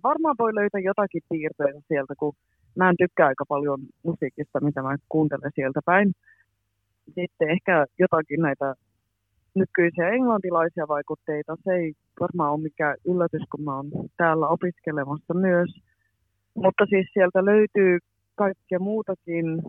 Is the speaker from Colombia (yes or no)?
no; near Boston, Massachusetts, United States; moved away as an adult; also born or lived in Pälkäne, Finland / Helsinki area, Finland; now in London, United Kingdom; Mä oon lähinnä asunut tuolla Bostonin lähellä, mutta mä oon myös asunut tuolla Pälkäneellä, Tampereen lähellä